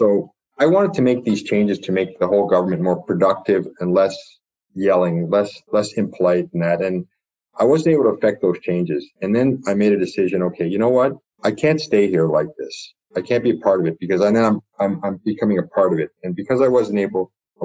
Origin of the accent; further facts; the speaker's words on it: Toronto, Ontario, Canada; I grew up in Scarborough